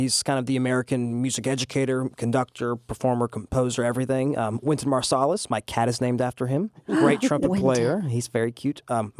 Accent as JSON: {"language": "English", "region": "England", "country": "United Kingdom", "tie": "born or raised there", "also_born_or_lived": "Okinawa, Japan", "moved": "yes", "lives_now": "United States", "said": "I was born in Okinawa, Japan. I started school in England in the British school system, moved to the United States in the early 2000s."}